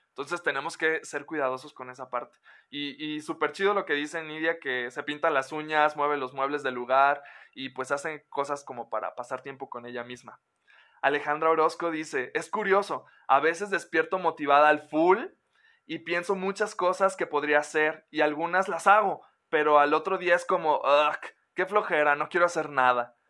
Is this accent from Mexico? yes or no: yes; Mexico; como mexicanos y como latinoamericanos